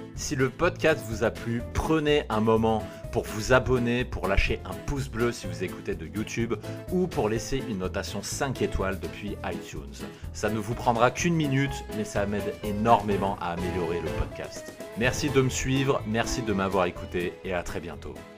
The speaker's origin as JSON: {"language": "French", "town": "Aix-en-Provence", "region": "Provence-Alpes-Côte d'Azur", "country": "France", "tie": "born or raised there", "moved": "yes", "lives_now": "Paris, France", "said": "Cette ville, c'est Aix-en-Provence"}